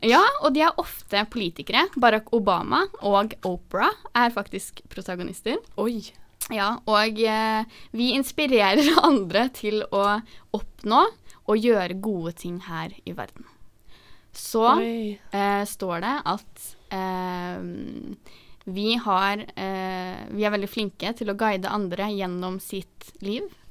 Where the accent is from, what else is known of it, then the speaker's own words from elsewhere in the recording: Oslo, Norway; Det var hjemme på trikken i Oslo, vi er jo fra Oslo